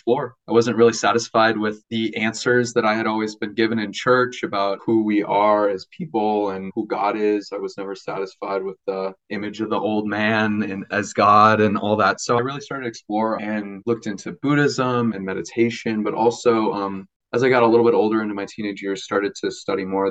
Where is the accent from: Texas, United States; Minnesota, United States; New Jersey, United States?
Minnesota, United States; moved away as an adult; now in Madison, United States; I'm from Minnesota